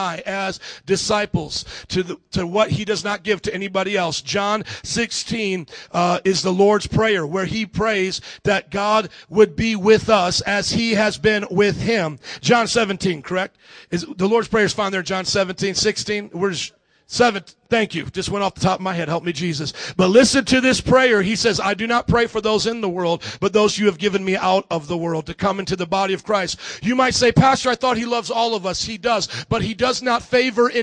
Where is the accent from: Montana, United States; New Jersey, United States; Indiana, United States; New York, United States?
Indiana, United States; Fort Wayne; now in Houston, United States; I was born and raised in Indiana, Fort Wayne, Indiana, about 300,000 people there